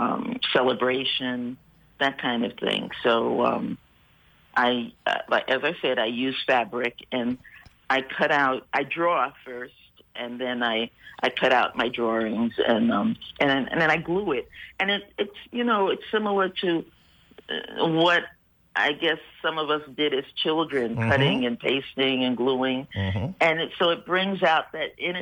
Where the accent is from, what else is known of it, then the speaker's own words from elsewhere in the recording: New York City, New York, United States; moved away as an adult; now in St. Croix, U.S. Virgin Islands; I was born in Harlem. My parents migrated to Harlem.